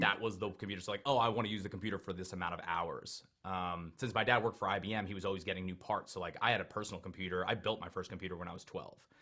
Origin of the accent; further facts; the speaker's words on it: Long Island, New York, United States; I grew up on Long Island, New York